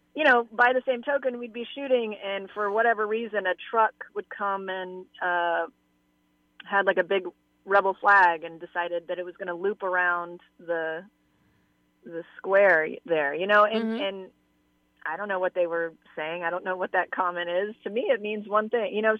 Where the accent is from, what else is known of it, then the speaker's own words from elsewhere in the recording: Atlanta, Georgia, United States; I grew up in Atlanta